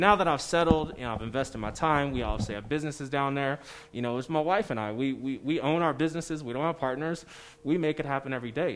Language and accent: English; San Francisco, California, United States; now in Colorado Springs, United States; I grew up in San Francisco